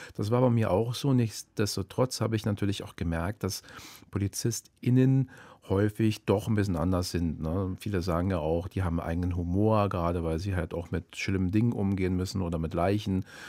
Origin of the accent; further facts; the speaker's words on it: Berlin, Germany; in Zehlendorf. Da bin ich aufgewachsen in Berlin